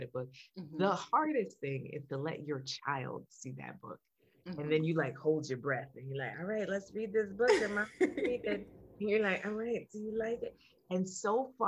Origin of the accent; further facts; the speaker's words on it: Jamaica; now in Florida, United States; I'm Jamaican